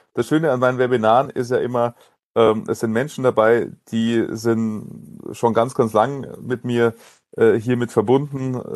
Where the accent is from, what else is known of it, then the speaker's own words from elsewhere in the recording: Munich, Bavaria, Germany; weil ich in München geboren bin, München meine Heimatstadt ist